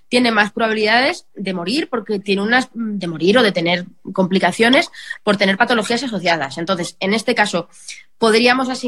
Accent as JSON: {"language": "Spanish", "town": "Belmonte", "region": "Castilla-La Mancha", "country": "Spain", "tie": "born or raised there", "lives_now": "Madrid, Spain", "said": "yo me puedo ir a mi pueblo, me puedo ir a Belmonte bueno, fenomenal, pero no, mi casa de Belmonte no está condicionada como está mi casa de Madrid."}